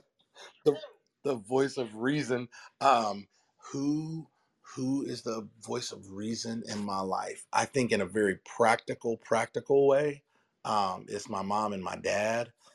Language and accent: English; Durham, North Carolina, United States; We're from Durham, North Carolina.